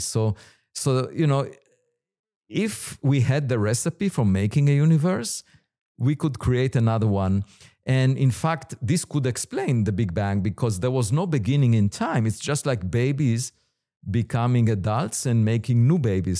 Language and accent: English; Israel; moved away as an adult; I was born in Israel